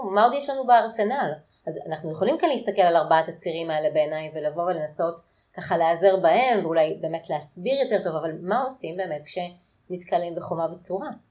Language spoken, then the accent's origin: Hebrew; Israel